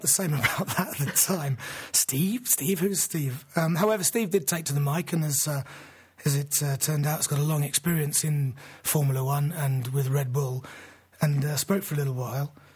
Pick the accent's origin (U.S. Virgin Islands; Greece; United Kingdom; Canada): United Kingdom; England; as an Englishman